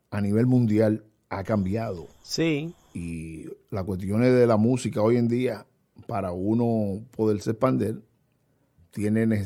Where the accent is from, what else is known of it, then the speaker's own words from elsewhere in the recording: Dominican Republic; La bachata, gracias a Dios que la bachata se, mantiene y nos identifica como dominicanos al fin.